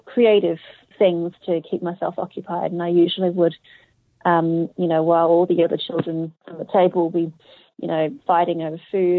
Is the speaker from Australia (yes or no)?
yes; Australia; accent: Australian; also born or lived in Hong Kong; I'm Australian